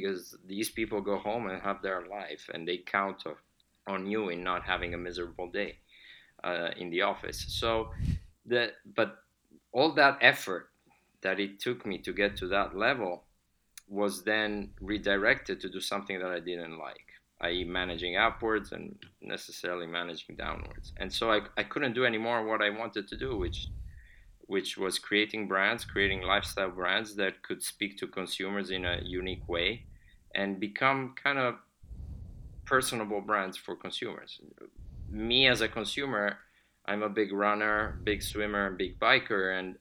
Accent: Milan, Lombardy, Italy; moved away as an adult; also born or lived in Switzerland; now in United States; I was born and raised in Milan.

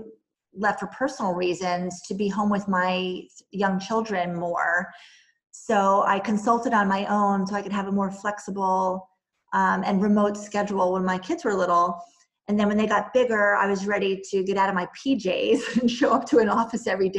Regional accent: New Jersey, United States; born or raised there; moved away as an adult; also born or lived in New York City / North Carolina / Boston

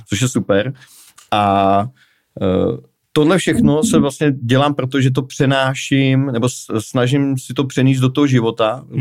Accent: Prague, Czechia; já jsem z Prahy

